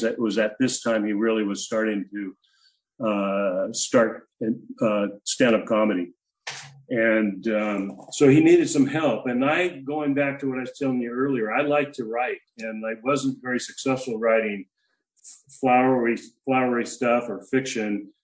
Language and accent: English; Spanaway, Washington, United States; moved away; also born or lived in Seattle area / San Diego; I hail from Tacoma, Washington, actually about 10 miles south of Tacoma, Spanaway